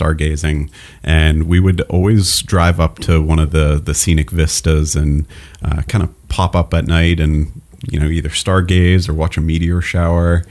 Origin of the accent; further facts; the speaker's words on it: Groton, Massachusetts, United States; also born or lived in New England; now in North Conway, United States; I grew up in Groton, Massachusetts